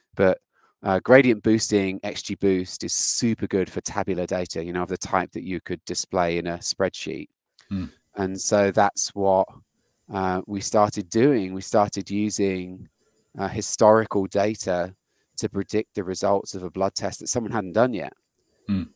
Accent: United Kingdom; moved away as an adult; now in United States; when I moved to the US. I'm British and I'm a software engineer

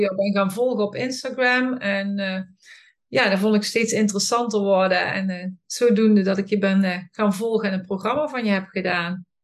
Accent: Boxmeer, North Brabant, Netherlands; ik kom uit Boksmeer en daar woon ik met mijn man

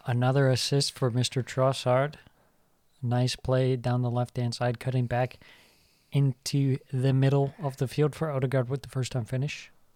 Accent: Ireland; I say this as an Irishman

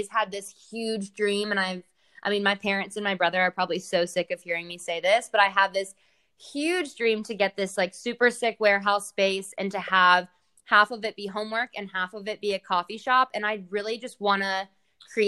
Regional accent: Charlotte, North Carolina, United States; also born or lived in Connecticut; I grew up here

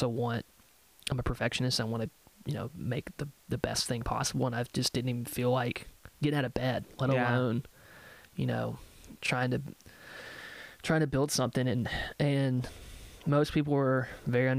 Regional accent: Nashville, Tennessee, United States; growing up in Nashville

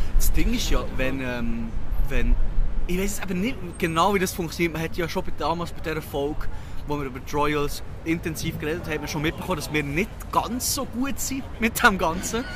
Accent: Switzerland; accent: Swiss German; now in London, United Kingdom; ich rede auf Schweizerdeutsch

